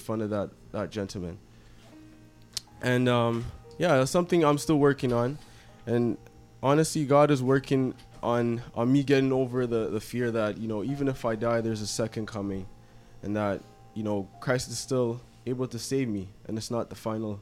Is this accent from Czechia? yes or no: no; Ethiopia; now in Canada; I'm from Ethiopia. I grew up there and I was born there.